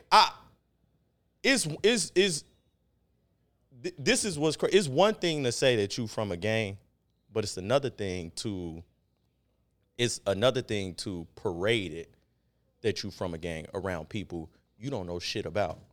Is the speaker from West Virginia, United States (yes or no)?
no; Chicago, Illinois, United States; South side